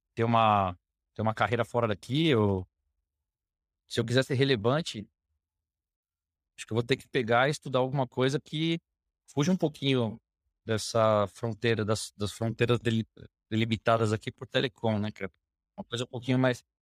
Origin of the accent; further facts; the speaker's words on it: São Paulo, Brazil; Sou aqui de, de São Paulo, é, nascido, criado por aqui